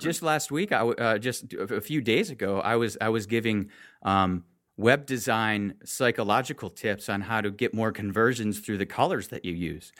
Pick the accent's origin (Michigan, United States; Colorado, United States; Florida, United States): Michigan, United States; I grew up in Michigan